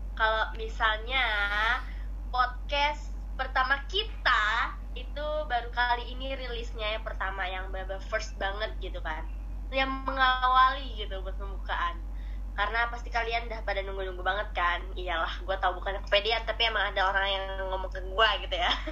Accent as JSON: {"language": "Indonesian", "region": "Jakarta", "country": "Indonesia", "moved": "yes", "said": "gua asalnya dari Jakarta, ya pasti agak nyablak"}